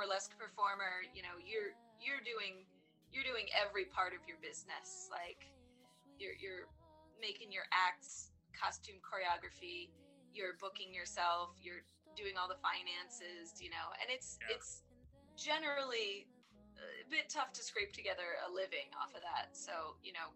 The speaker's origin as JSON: {"language": "English", "region": "Maryland", "country": "United States", "tie": "born or raised there", "also_born_or_lived": "New York City", "moved": "as an adult", "said": "I grew up in Maryland. I moved to New York City to study photography"}